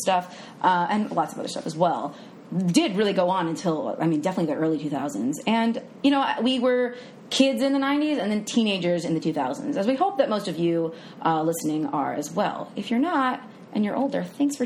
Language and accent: English; New York, United States; I'm born and raised in New York, also a senior